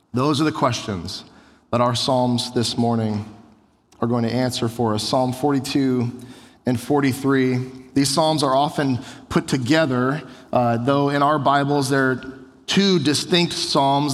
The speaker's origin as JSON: {"language": "English", "country": "United States", "said": "we Americans, most of us grew up in America"}